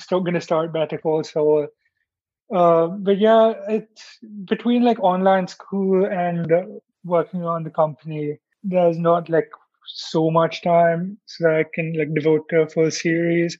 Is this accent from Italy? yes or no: no; India; being in India and like sort of speaking the language and being connected with some people like just by being Indian